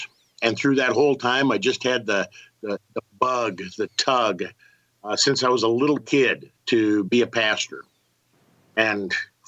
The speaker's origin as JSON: {"language": "English", "town": "West Point", "region": "Nebraska", "country": "United States", "tie": "born or raised there", "lives_now": "Lincoln, United States", "said": "born and raised in Nebraska, northeast Nebraska, little town called West Point, about 3,000 people, the county seat of Cumming County. Was a, went to high school in West Point, married my high school sweetheart, went to college just across the border in Vermilion"}